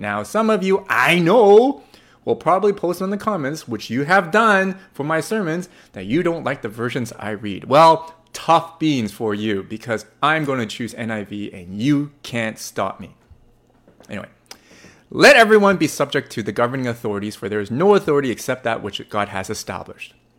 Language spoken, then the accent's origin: English; Canada; also born or lived in Burnaby, British Columbia; I am in a Canadian and I live in Vancouver, British Columbia. Well, Burnaby, British Columbia